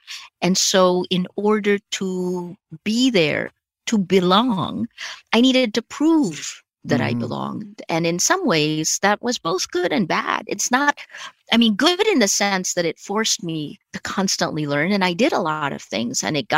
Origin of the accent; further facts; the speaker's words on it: United States; I felt sarcasm was kind of mean growing up in America.